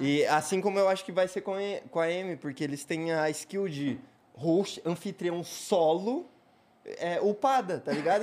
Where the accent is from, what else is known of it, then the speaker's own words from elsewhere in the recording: Curitiba, Paraná, Brazil; eu sou curitibano não praticante